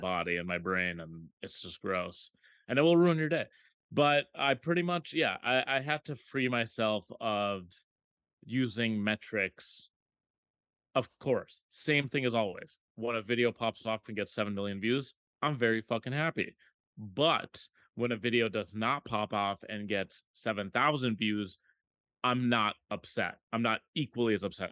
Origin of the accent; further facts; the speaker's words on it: Minneapolis, Minnesota, United States; moved away; Minneapolis is my hometown